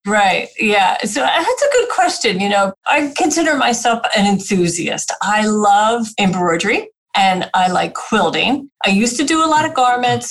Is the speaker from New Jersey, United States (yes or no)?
yes; New Jersey, United States; moved away; also born or lived in Pennsylvania; I'm a Jersey girl